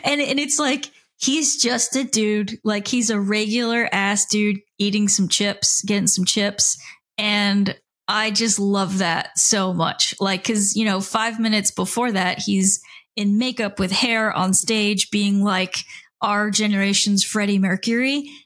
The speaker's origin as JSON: {"language": "English", "region": "South Florida", "country": "United States", "said": "I came from the South Florida scene, I, I guess you could call it, and Miami and Fort Lauderdale and West Palm"}